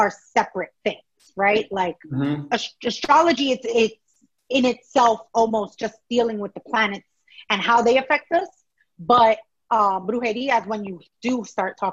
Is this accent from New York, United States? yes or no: yes; New York City, New York, United States; although my family's Ecuadorian, I grew up in New York City.